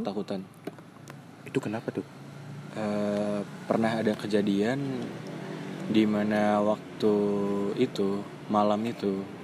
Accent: Jakarta, Indonesia; gua orang Jakarta, tapi gua ngerti bahasa Sunda

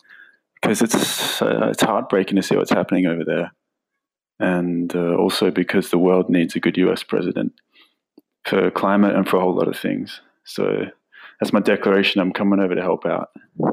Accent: Australia; I'm Australian.

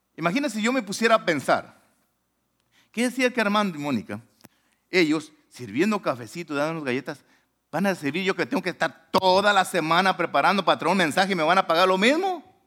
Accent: Manalisco, Jalisco, Mexico; now in Long Beach, United States; mi pueblo se llama Manalisco

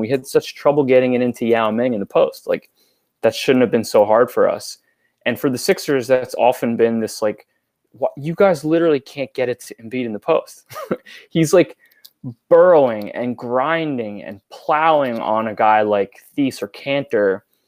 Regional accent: New York, United States; I grew up in New York

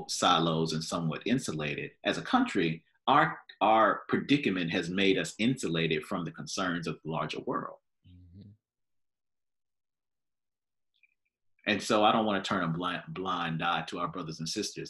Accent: United States; as American Christians

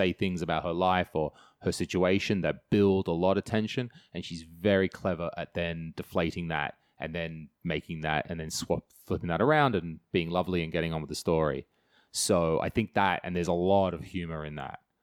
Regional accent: country New South Wales, Australia; moved away; I grew up in Australia. Yeah, home and away style. I'm not joking about that. Terrible home and away is where I grew up. And, uh, I love, yeah, country, New South Wales

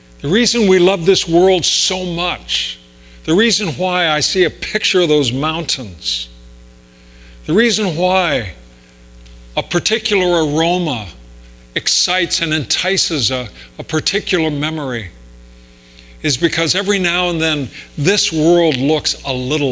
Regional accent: Riverside, California, United States; moved away; I grew up in Riverside, could see all those mountains from there

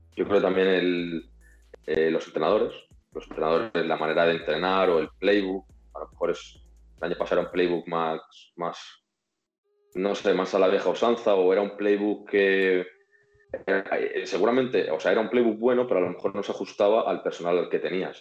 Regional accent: Madrid, Community of Madrid, Spain; also born or lived in Rivas / Reus; me vengo aquí desde Madrid, yo soy de Madrid

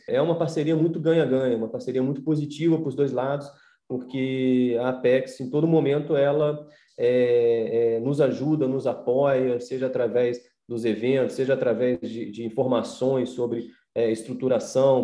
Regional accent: Brazil; como brasileiro

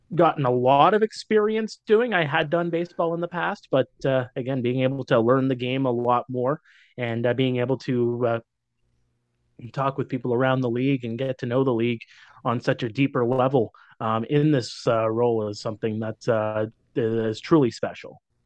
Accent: Timmins, Ontario, Canada; moved away as an adult; also born or lived in North Bay, Canada; now in Waterloo Region, Canada; Moved up to my hometown of Timmins

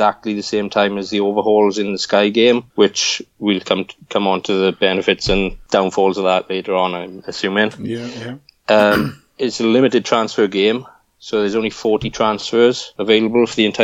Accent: Aberdare, Wales, United Kingdom; If you can't already tell from the accent, I'm from the South Wales Valleys, a little village called Camaman in Aberdare

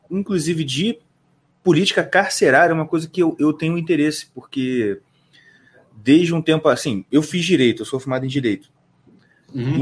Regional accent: Nova Iguaçu, Rio de Janeiro, Brazil; nascido e criado em Nova Iguaçu

